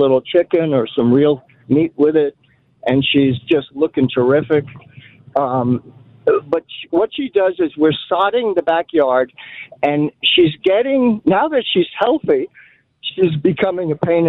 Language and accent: English; Roslyn Heights, New York, United States; now in Texas, United States; I was raised in Roslyn Heights, which is near Roslyn Harbor.